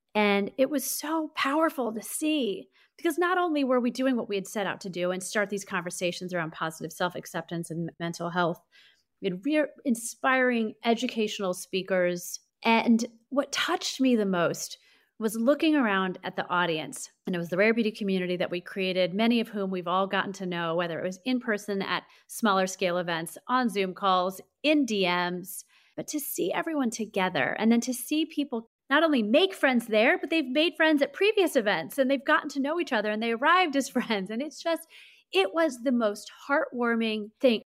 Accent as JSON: {"language": "English", "town": "St. Louis", "region": "Missouri", "country": "United States", "tie": "born or raised there", "said": "I grew up in Saint Louis, Missouri"}